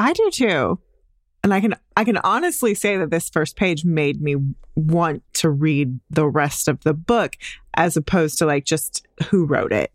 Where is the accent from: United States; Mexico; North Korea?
United States; Dallas, Texas; I'm, I'm from Dallas